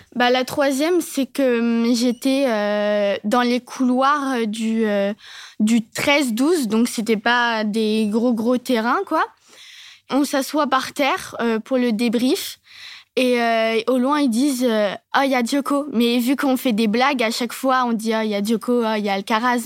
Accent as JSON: {"language": "French", "town": "Nevers", "region": "Bourgogne-Franche-Comté", "country": "France", "said": "je suis euh, du centre euh, de la Nièvre, du coup, à Nevers et chez la SPTT Nevers."}